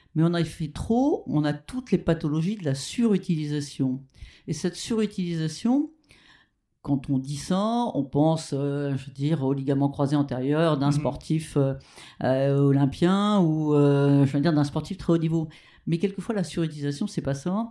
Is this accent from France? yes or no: yes; Rouen, Normandy, France; also born or lived in Petit-Quevilly; je suis né à Petit Quevilly, mais ma famille habitait Rouen